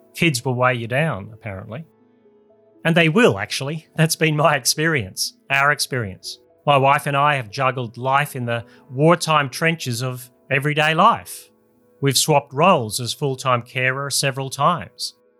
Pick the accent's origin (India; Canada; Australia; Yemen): Australia; my home country